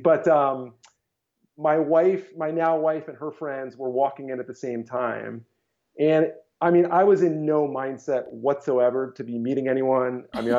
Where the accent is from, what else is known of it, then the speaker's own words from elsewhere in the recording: Southern California, United States; moved away as an adult; also born or lived in New York City; So I grew up in Southern California. Love the Golden State of California, and went to college, went to UCLA out there, and made my way east.